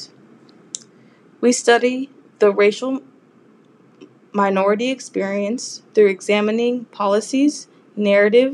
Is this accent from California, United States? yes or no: yes; Los Angeles, California, United States; moved away as an adult; now in San Jose, United States; I was born and raised in Los Angeles, California